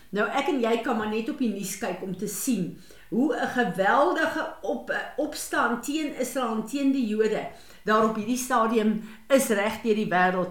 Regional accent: South Africa; ons as Suid-Afrikaners

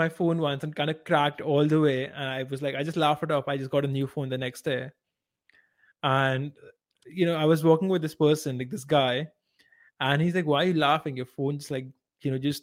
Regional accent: India; I am Indian

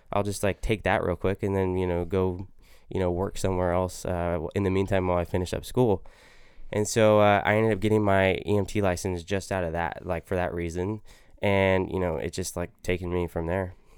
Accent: Modesto, California, United States; also born or lived in Santa Clara, California; I grew up in Modesto, California. We moved there when I was about five or six, I believe

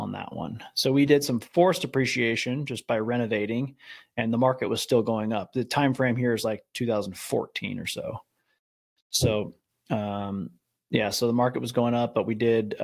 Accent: Midwest, United States; also born or lived in California / Savannah, Georgia; now in San Francisco Bay Area, United States; I'm from the Midwest, lived in California after

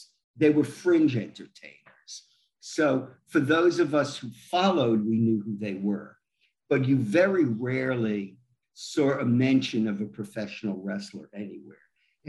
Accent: New York, United States; I grew up in New York. I remember Bruno Sammartino selling out Madison Square Garden.

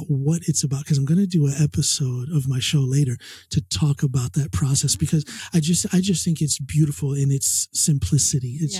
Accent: United States; now in Norway; I'm an American citizen

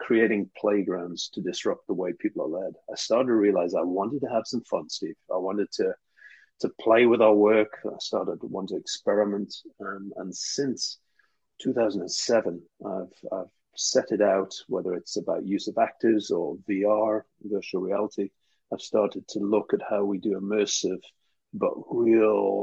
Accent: Newcastle upon Tyne, North East England, United Kingdom; I was brought up in Newcastle, northeast of England.

